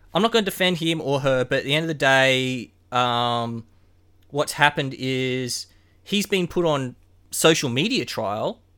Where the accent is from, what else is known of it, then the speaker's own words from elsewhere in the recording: Queensland, Australia; Growing up in Queensland